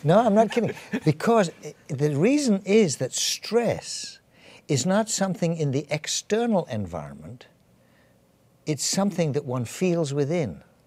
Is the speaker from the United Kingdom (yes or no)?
yes; England, United Kingdom; accent: English; moved away as an adult; also born or lived in Edinburgh / Canada; I'm, I'm English, as you probably can tell from my accent